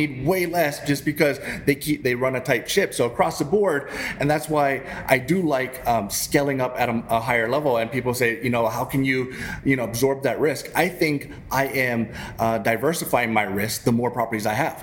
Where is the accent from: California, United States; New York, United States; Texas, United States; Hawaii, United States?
Hawaii, United States; moved away as an adult; now in Northern Virginia, United States; I grew up in Hawaii